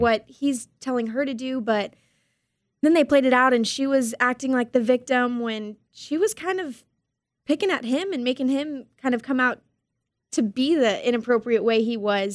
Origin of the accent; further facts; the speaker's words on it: Harlingen, Texas, United States; I'm born and raised in Harlingen